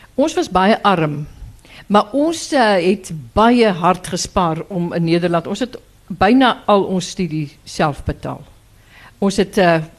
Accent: Graaff-Reinet, Eastern Cape, South Africa; now in Stellenbosch, South Africa; ek kom van Graafrenet, uh, die ou droë wêreld, maar een van die mooiste gedeeltes in die Karoo.

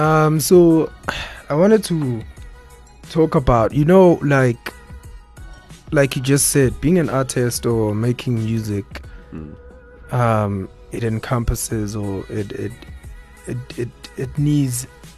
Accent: Nkandla, KwaZulu-Natal, South Africa; So I'm from Ezlaleni, Nkandla, you know.

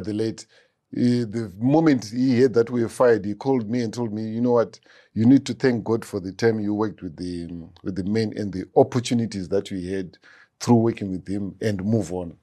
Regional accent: Harare, Zimbabwe; also born or lived in Rusape; I grew up in Harare between Mfakose, Campus Main Kwadza

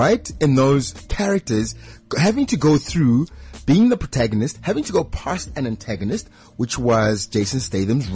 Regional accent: South Africa; we as South African writers and filmmakers

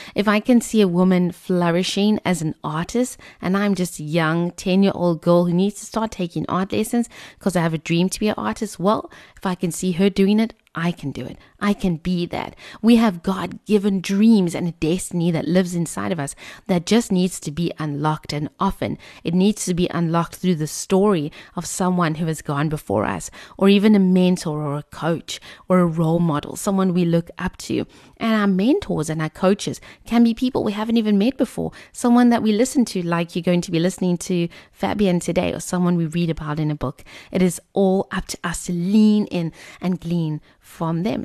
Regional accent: Cape Town, Western Cape, South Africa; growing up in Tableview, we were always at the Kalani Motorway.

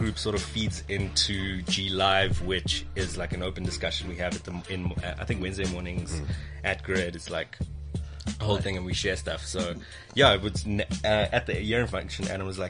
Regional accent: South Africa; because we're South African.

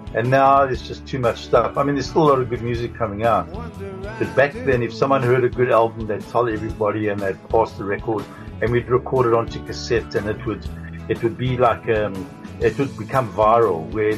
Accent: Johannesburg, Gauteng, South Africa; now in Cape Town, South Africa; I'm from Johannesburg. We moved down to Cape Town.

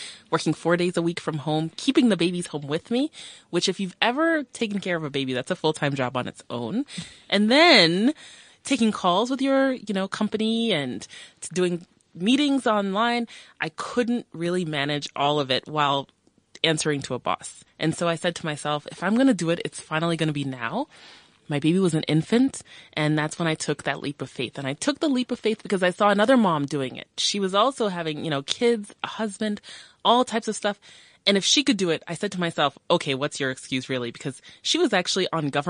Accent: United States; moved away as an adult; now in South Africa; I'm a South African born in South Africa, brought to America at age 6, and then brought myself home after 26 years

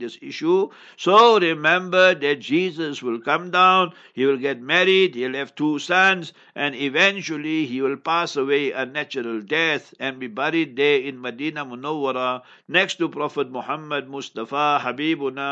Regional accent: Heidelberg, South Africa; I come from Heidelberg, ons praat biki biki Afrikaans ook.

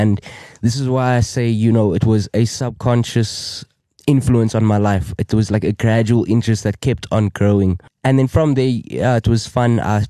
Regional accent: Cape Town, Western Cape, South Africa; I'm from around the corner, Cape Town, South Africa. I grew up in Cape Town, around the southern suburbs, Wynberg area, spent majority of my life and my childhood around that area.

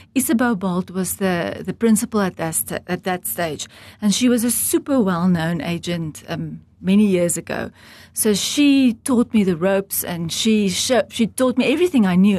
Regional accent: Heidelberg, Gauteng, South Africa; now in Namibia; I was born in South Africa in the Old Transvaal in Heidelberg, a very small farming community, and I grew up on a farm.

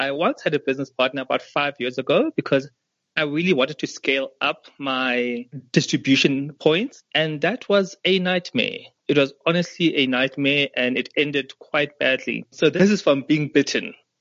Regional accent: South Africa; we as South African and African designers

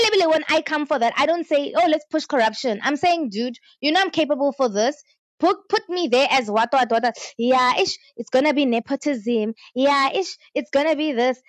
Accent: South Africa

